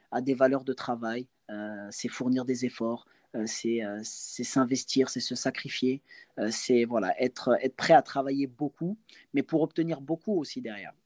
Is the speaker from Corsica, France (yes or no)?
no; Angers, Pays de la Loire, France; chez moi à Angers